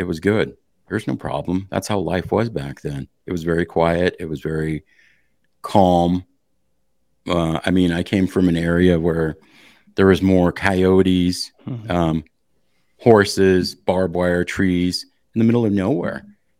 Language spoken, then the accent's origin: English; Montana, United States; Okay. So I come from Eastern Montana. I come from the smallest, least populated county in the state.